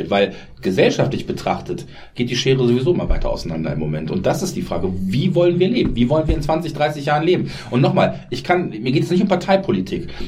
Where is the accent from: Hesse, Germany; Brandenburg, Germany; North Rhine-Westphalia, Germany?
North Rhine-Westphalia, Germany; Das ist wie die Häuser, wo ich herkomme, am Niederrhein